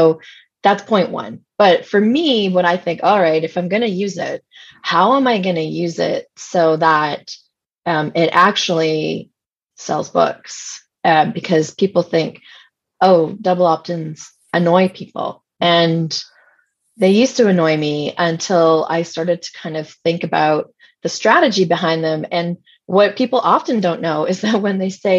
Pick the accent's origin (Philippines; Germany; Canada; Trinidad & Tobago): Canada; I'm Canadian